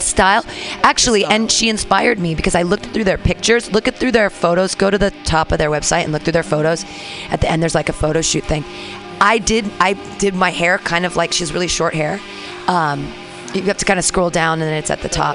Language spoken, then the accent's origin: English; San Diego, California, United States; I'm from San Diego.